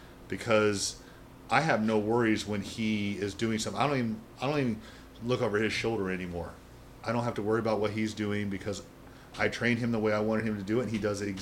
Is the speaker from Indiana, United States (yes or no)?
yes; Kokomo, Indiana, United States; Northern Indiana, Kokomo.